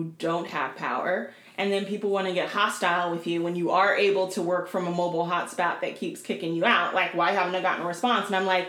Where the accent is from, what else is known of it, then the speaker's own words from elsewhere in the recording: Portland, United States; my hometown of Portland.